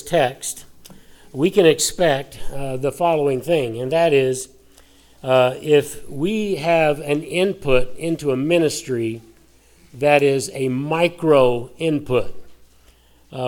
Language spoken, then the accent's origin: English; Colorado, United States; I grew up in Colorado